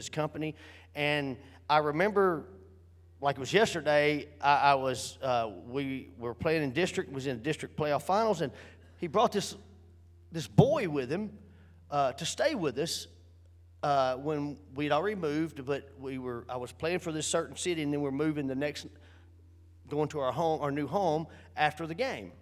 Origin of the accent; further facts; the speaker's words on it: Northern Louisiana, United States; also born or lived in Houston, Texas; I lived in Louisiana from the time I was 3 years old until most of my life